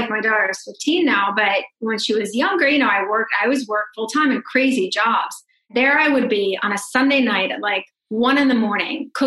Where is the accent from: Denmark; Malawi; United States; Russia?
Russia; moved away; I grew up in Russia. I'm a Russian Jew. I'm a refugee.